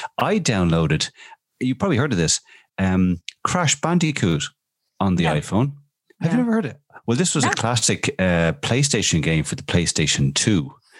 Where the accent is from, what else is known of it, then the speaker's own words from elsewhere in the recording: Dublin, Leinster, Ireland; Well, I am from Clontarf, you know, it's like Beamer, you know.